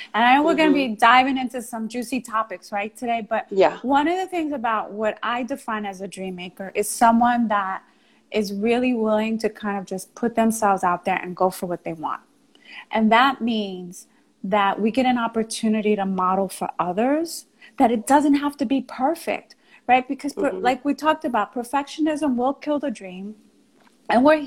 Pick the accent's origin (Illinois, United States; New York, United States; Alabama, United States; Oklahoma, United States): New York, United States; accent: New York; I was from New York, because I had a New York accent, because I was Puerto Rican